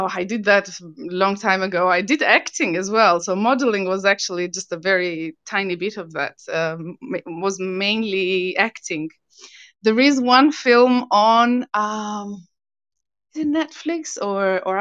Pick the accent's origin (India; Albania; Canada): Albania; English is a second language; moved away as an adult; also born or lived in Italy; now in United Kingdom; I was born in Albania, moved to Italy